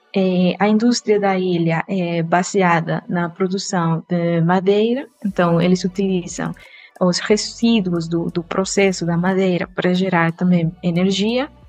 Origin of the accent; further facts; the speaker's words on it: Costa Rica; Portuguese is a second language; moved away; ainda não descobriram de onde que é meu sotaque, eu sou da Costa Rica.